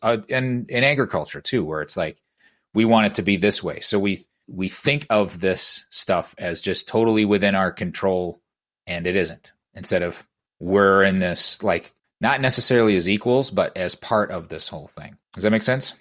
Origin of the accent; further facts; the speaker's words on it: Iowa, United States; born and bred in Iowa, um, been here, uh, throughout my life